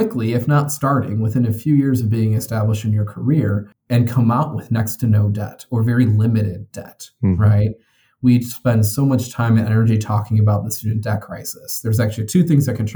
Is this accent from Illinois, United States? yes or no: yes; Addison, Illinois, United States; growing up in Addison, Illinois, and which is in DuPage County